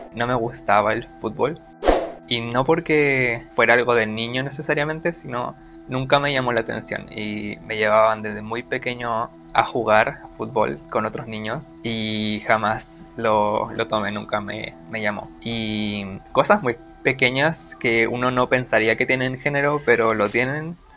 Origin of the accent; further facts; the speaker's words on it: Santiago, Santiago Metropolitan Region, Chile; soy de Santiago de Chile.